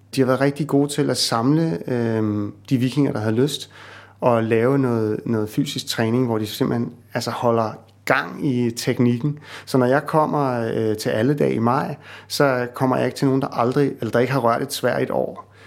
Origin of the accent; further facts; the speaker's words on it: Copenhagen, Capital Region of Denmark, Denmark; moved away; jeg er sådan en københavner, ikke?